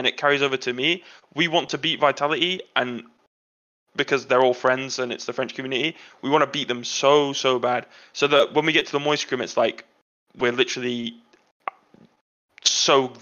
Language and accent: English; England, United Kingdom; I'm English